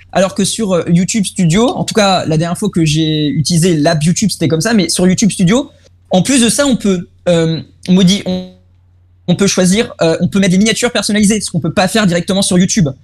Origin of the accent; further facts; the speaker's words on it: Germany; Et en tant que allemand